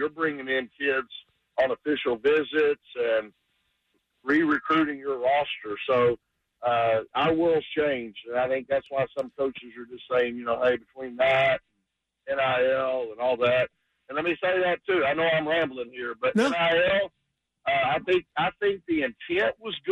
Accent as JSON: {"language": "English", "town": "Dallas", "region": "Texas", "country": "United States", "tie": "born or raised there", "moved": "yes", "said": "I grew up in Dallas"}